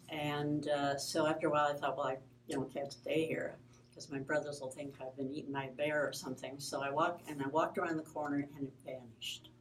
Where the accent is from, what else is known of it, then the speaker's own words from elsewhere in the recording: Flint, Michigan, United States; I was born in Flint, Michigan